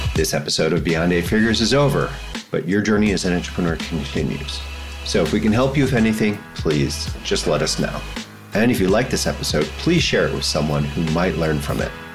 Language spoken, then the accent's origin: English; United States; first language English; now in Spain; I live here in Spain. So I get reached out by a lot of people who think I'm Spanish. And I'm like, yes, I can communicate a little bit, but I am really an American